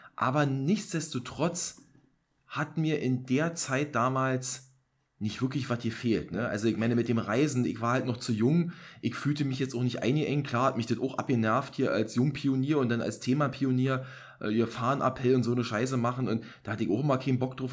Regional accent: East Germany, Germany; born or raised there

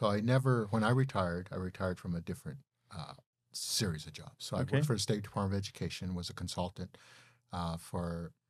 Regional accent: Cheyenne, Wyoming, United States; Born and raised in Cheyenne.

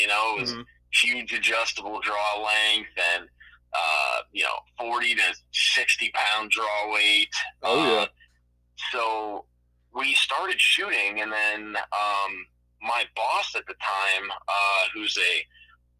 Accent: Youngstown, Ohio, United States; I am from Youngstown, Ohio

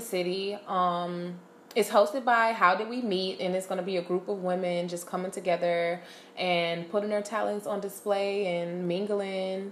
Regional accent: Detroit, Michigan, United States; I'm from Detroit

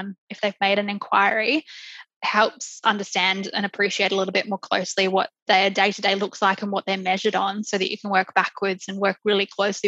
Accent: Queensland, Australia; moved away as an adult; now in Melbourne, Australia; I'm originally from Queensland

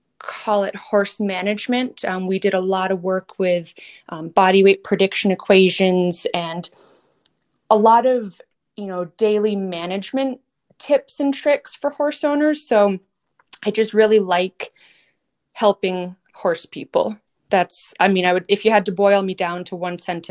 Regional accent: Massachusetts, United States; moved away as an adult; also born or lived in Colorado / Kentucky / Minnesota; I grew up in Massachusetts, riding English, hunter jumpers, a little eventing

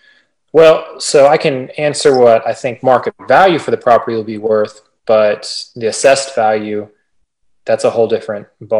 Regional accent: Texas, United States; now in Nashville, United States; I'm from Texas too.

